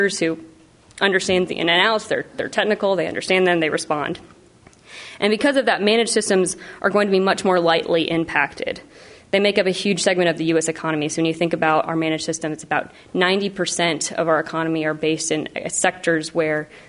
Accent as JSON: {"language": "English", "town": "Oak Ridge", "region": "Tennessee", "country": "United States", "tie": "born or raised there", "said": "Oak Ridge didn't exist, so my hometown was not on the map"}